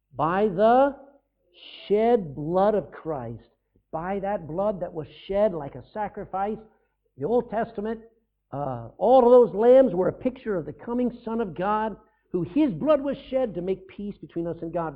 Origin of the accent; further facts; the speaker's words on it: Texas, United States; I'm no longer a Texan. Yeah, I was born in Texas